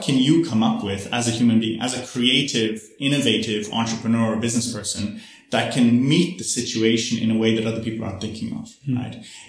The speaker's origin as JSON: {"language": "English", "country": "Ireland", "said": "I'm originally Irish, so I grew up in a Catholic tradition, you know, and in Catholicism, we pray, you know, we go to church and we pray every night."}